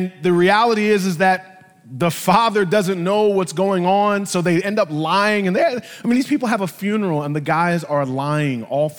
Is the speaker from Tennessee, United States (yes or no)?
no; New York City, New York, United States; 1976, I was born here in New York, and I became